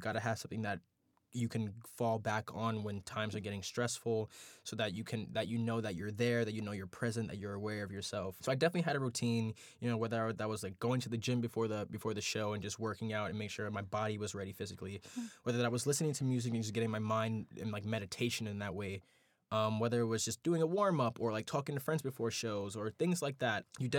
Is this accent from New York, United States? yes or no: yes; New York City, New York, United States; I think being a African-American man born and raised in New York City, born and raised in Brooklyn